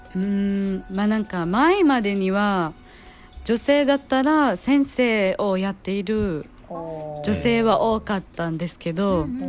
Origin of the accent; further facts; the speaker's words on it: Dammam, Eastern Province, Saudi Arabia; Japanese is a second language; also born or lived in Japan; now in Dhahran, Saudi Arabia; 私は実は私はダンマム住んでたんですけど、うん、子供の頃は、うん、でも十。3歳か14歳の時に引っ越してきてダーランまで実は今ダーランに住んでいます